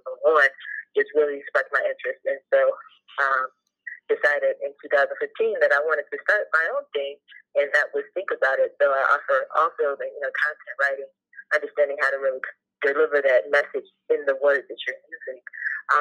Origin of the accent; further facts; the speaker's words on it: Cincinnati, Ohio, United States; I'm from Cincinnati, Ohio